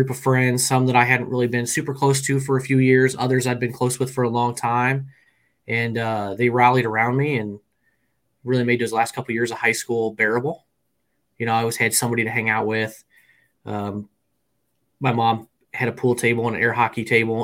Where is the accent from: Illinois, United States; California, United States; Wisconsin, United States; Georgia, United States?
Illinois, United States; Peoria; Central Illinois, around the Peoria, Illinois area